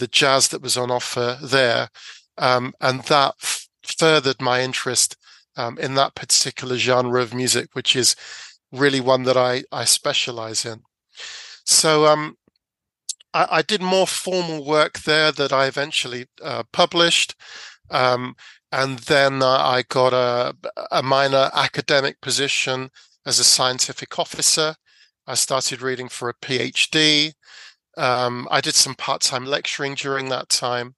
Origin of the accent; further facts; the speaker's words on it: London, United Kingdom; I grew up in South London